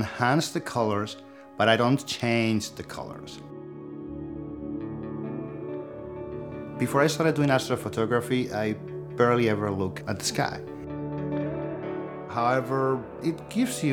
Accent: Spain; now in Sunnyvale, United States; I was born in Spain and now I live in Sunnyvale, California.

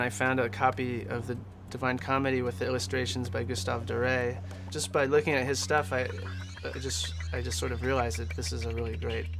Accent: Los Angeles, California, United States; Oh, I'm from

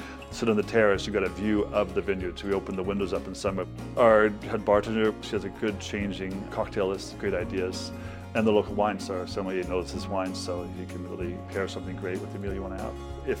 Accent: Bay Area, California, United States; moved away as an adult; also born or lived in Germany; I was raised in the Bay Area, and in the end of the 80s, I went to Europe. I stayed for 20 years in Germany.

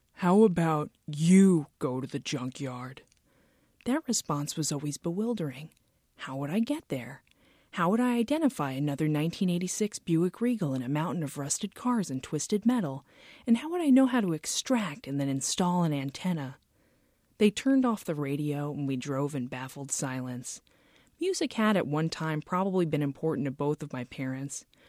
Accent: Lake Ronkonkoma, New York, United States; moved away; Growing up in Lake Ronkonkoma

